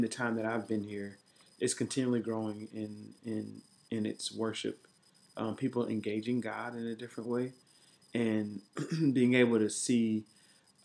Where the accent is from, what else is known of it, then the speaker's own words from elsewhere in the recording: Columbus, Ohio, United States; moved away as an adult; also born or lived in Dayton, Ohio; now in Washington, D.C., United States; I'm originally from Columbus, Ohio. And so I grew up in a church called Bible Way Church.